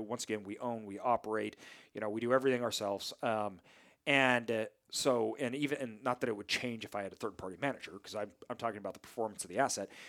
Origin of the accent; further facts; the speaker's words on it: near Boise, Idaho, United States; a city near my hometown, so the Boise metro area